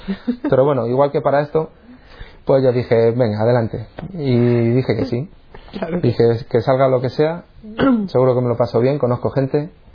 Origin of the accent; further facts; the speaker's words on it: San Sebastián de los Reyes, Community of Madrid, Spain; moved away as an adult; now in Cantabria, Spain; Y yo nací en Madrid. Yo un pueblo que se llama San Sebastián de los Reyes, es donde he vivido prácticamente hasta que me vine a vivir aquí a Cantabria. Y vamos, hasta los 26 años yo viví en Madrid.